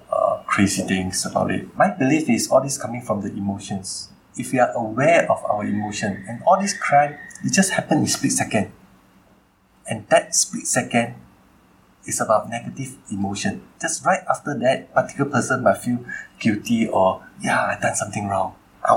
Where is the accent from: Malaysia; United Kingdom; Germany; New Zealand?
Malaysia; go back to my home country